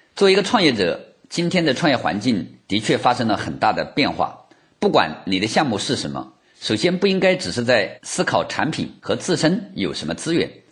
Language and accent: Chinese; China; 我们中国人都比较好面子